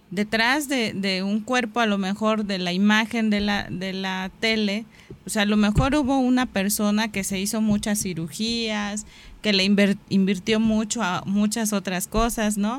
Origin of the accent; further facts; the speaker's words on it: Mexico; Soy mexicano, sí, pero ¿qué me hace ser mexicano?